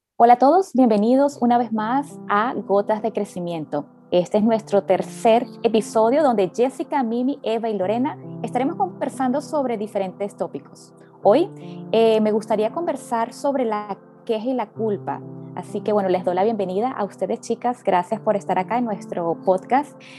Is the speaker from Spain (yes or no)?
no; Venezuela; moved away; yo también como venezolana